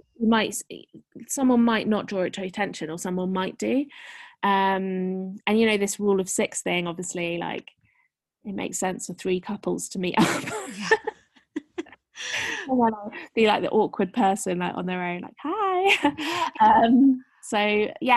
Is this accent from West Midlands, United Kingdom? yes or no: yes; Shropshire, West Midlands, United Kingdom; born or raised there; moved away as an adult; also born or lived in London / Berlin